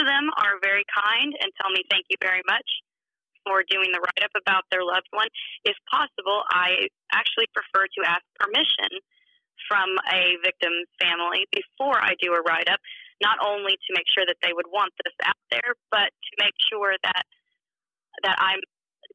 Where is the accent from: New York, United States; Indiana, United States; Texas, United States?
Indiana, United States; it's where I'm from, I'm local to the area, and it's my home state